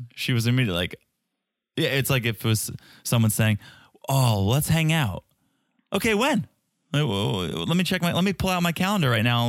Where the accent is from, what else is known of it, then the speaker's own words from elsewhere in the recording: Ukraine; English is a second language; I'm no American girl, remember? I'm Ukrainian girl.